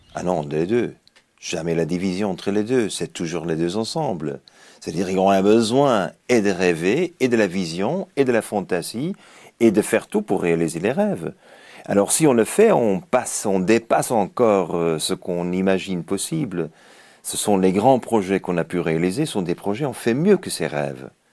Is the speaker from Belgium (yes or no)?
yes; Belgium; now in Japan; je suis belge, j'habite le Japon